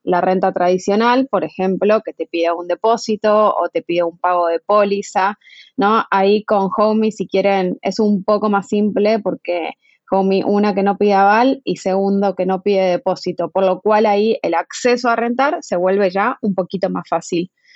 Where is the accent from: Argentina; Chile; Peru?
Argentina; moved away as an adult; now in Mexico; yo soy argentina, como escucharán, pero llegué a vivir a México en septiembre del 2018